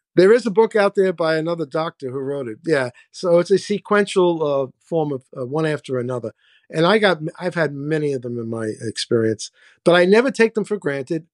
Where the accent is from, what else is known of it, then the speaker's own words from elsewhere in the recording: New York City, New York, United States; now in Florida, United States; I grew up in the South Bronx. I grew up in the hood.